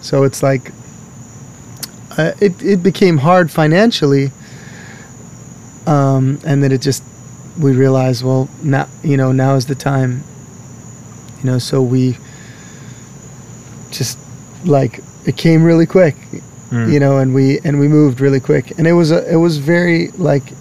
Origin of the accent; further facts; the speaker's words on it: Hawaii, United States; moved away as an adult; now in Washington, United States; I'm born and raised in Hawaii